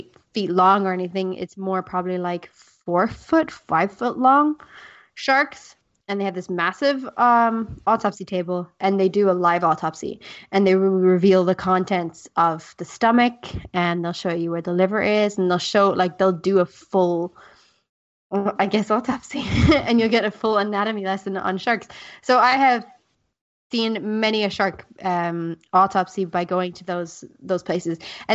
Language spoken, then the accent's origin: English; South Africa; I grew up in South Africa